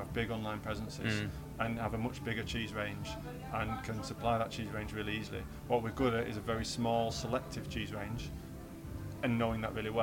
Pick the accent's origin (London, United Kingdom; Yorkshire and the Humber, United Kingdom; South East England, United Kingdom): Yorkshire and the Humber, United Kingdom; I'm a Yorkshireman